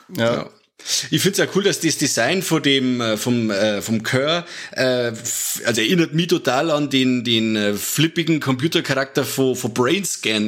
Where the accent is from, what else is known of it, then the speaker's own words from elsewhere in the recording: Germany; bei uns in Deutschland